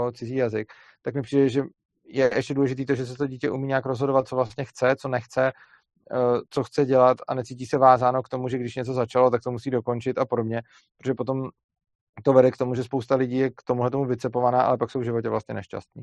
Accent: Bohemia, Czechia; u nás v Čechách

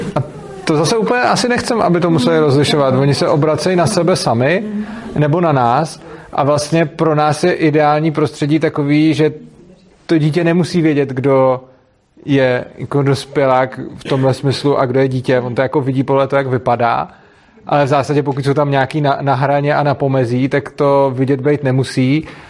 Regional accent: Prague, Czechia; jsem z Prahy a jezdím do Ješka

